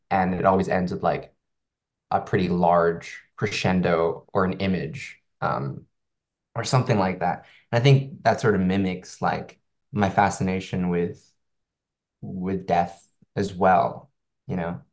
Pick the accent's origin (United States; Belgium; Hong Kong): Hong Kong; I, I come from Hong Kong